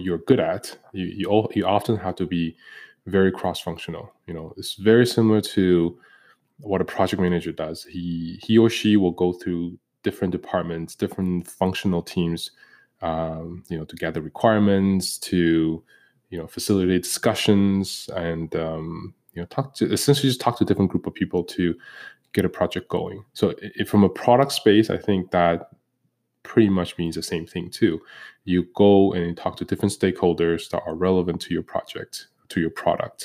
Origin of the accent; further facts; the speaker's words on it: Toronto, Ontario, Canada; We grew up in Canada, in Toronto specifically